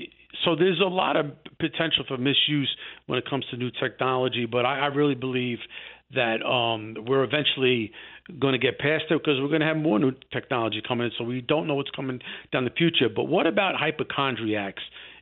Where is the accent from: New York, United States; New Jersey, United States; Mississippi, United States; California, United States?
New York, United States; New York City; now in Manhattan, United States; I'm originally from the Bronx, too.